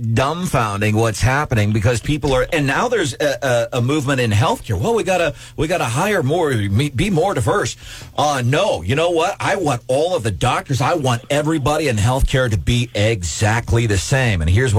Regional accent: St. Louis, Missouri, United States; also born or lived in Illinois / California / Arizona; I was an Air Force brat, so I was in Illinois, California, Arizona. But most of my formative years, I grew up along South Grand Boulevard by Tower Grove Park, Grand and Arsenal in South St. Louis.

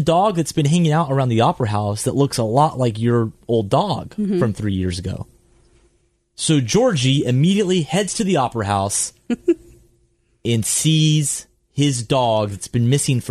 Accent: the South, United States; I grew up in the South.

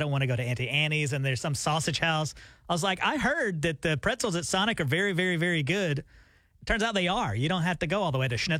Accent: Alabama, United States; now in Tulsa, United States; I'm from Alabama

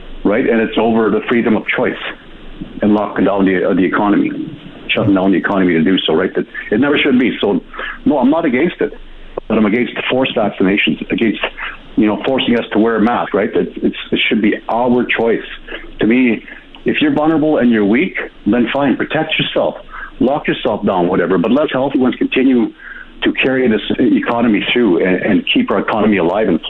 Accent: Kikino Metis Settlement, Alberta, Canada; I was born and raised on the Kikinomaiti settlement.

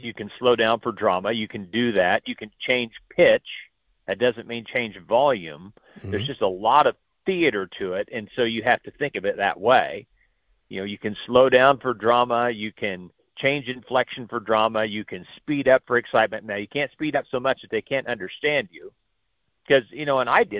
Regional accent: Missouri, United States; moved away; growing up in Missouri

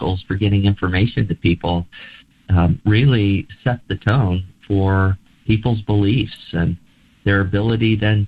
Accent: Nebraska, United States; my home state

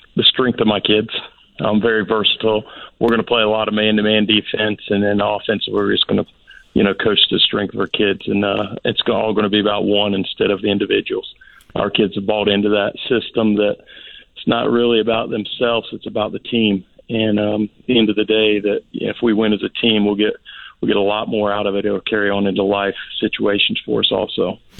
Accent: Indianapolis, Indiana, United States; moved away as an adult; now in Florida, United States; I'm from Indiana originally. Played high school and college basketball in in, in, in uh, Indianapolis, Indiana.

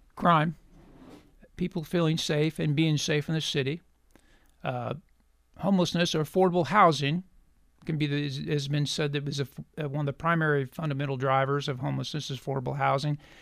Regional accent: Cassville, Missouri, United States; also born or lived in McDonald County, Missouri / Springfield, Missouri; I am a native of Missouri, uh, raised on a farm in Southwest Missouri, McDonald County. We later moved to Berry County, graduate of Cassville High School

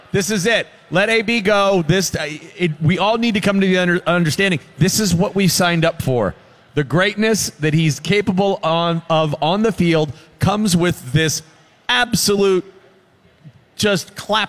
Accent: Liberty City, Florida, United States; I'm not scared of you. I'm from Liberty City.

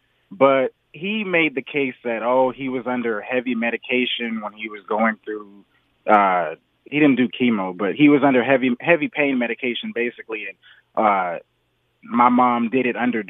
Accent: Torrance, California, United States; I'm from Torrance, but I'm out here in Beaumont right now at work.

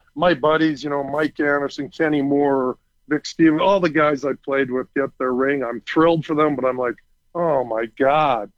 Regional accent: Saskatoon, Saskatchewan, Canada; I was born and raised in Saskatoon.

